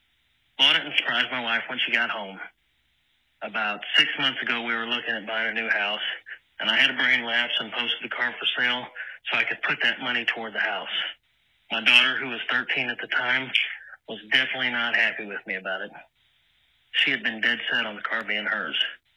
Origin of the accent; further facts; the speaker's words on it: Harrison, Arkansas, United States; I'm from Harrison, Arkansas.